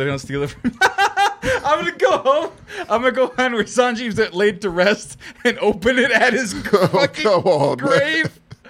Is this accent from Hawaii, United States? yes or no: no; Fresno, California, United States; born or raised there